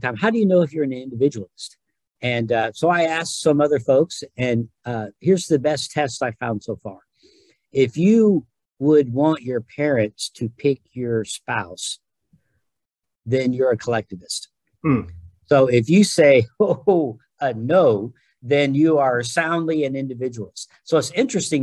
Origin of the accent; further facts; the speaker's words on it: United States; I'm an American